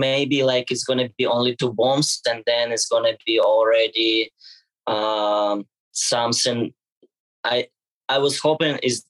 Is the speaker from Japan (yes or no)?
no; Ukraine; English is a second language; Day by day, I feel better because I was running from Ukrainian war. And yeah, it was really hard time for me and for all my family.